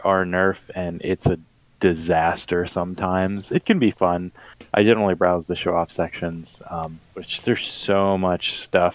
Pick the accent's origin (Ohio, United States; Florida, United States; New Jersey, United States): Florida, United States; I'm from Florida